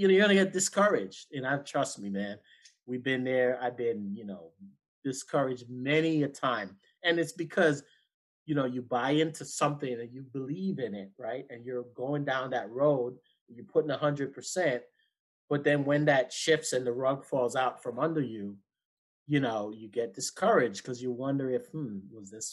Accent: Jamaica; being Jamaican

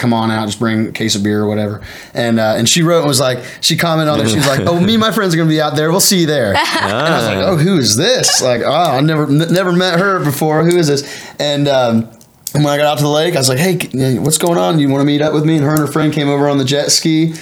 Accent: Cambridge, Ohio, United States; moved away as an adult; also born or lived in Western North Carolina; my roots, Cambridge, my hometown

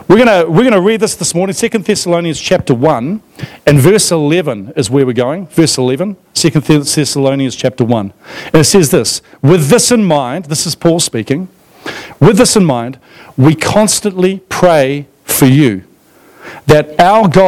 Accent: Australia; moved away; I grew up in Australia in the 1980s

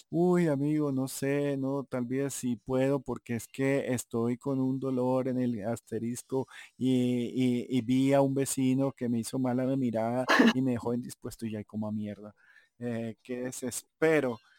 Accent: Santa Marta, Magdalena, Colombia; accent: samario; now in Bogotá, Colombia; soy un mestizo en el cual mi padre era paisa mi madre era bogotana, pero la familia era cartagenera, entonces, eh, y criado en Santa Marta y viviendo aquí en Bogotá, casado con, Cachaca, con Rola, eh, hace mucho tiempo

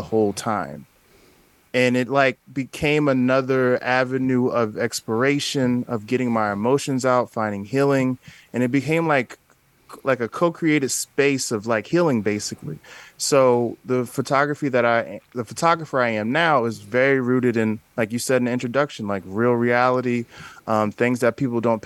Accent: Newark, New Jersey, United States; I'm originally from Newark, New Jersey

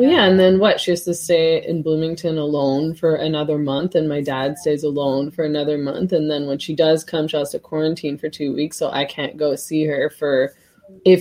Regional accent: Vancouver, British Columbia, Canada; I was born in Canada, so we lived here for, you know, they moved to Vancouver before my sister and I were born

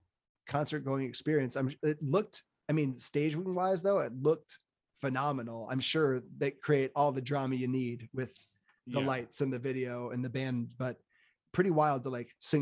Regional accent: Chicago, Illinois, United States; as a Chicagoan

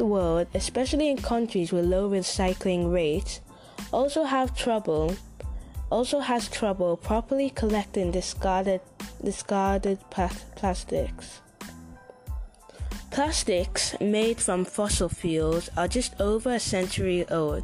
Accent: Manchester, North West England, United Kingdom; I'm from Manchester in UK.

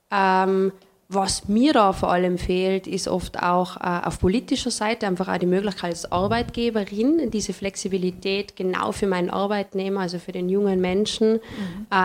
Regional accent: Tyrol, Austria; also born or lived in Vienna; Ich komme aus dem Paznaun, das ist mir schon vor, vorweggenommen worden.

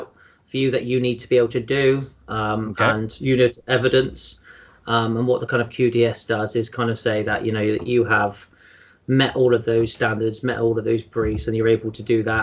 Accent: Bristol, South West England, United Kingdom; I grew up in sort of Bristol, as you can probably tell from my accent

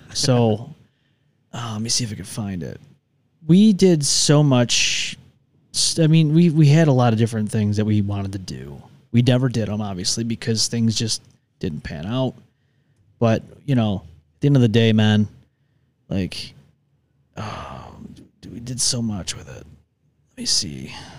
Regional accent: New York, United States; moved away; I'm from New York 'cause, oh, New York City, no, I've never been to New York City in my life

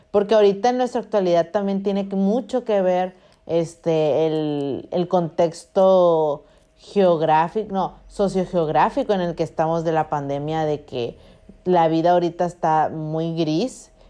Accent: northern Mexico, Mexico; also born or lived in Culiacán; somos eh, norteñas, amiga. somos norteñas.

